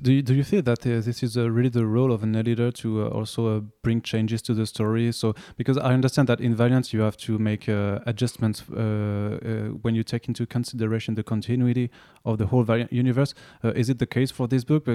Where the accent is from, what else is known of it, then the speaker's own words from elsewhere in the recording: France; accent: French; English is a second language; my French accent